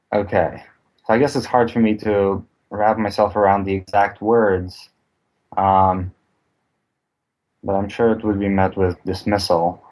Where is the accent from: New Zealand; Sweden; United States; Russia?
Russia; moved away; I grew up in Russia